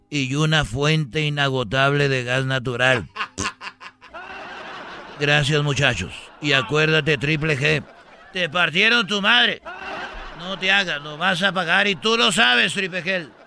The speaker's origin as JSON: {"language": "Spanish", "region": "Jalisco", "country": "Mexico", "said": "porque yo soy de Jalisco y el Canelo es de Jalisco"}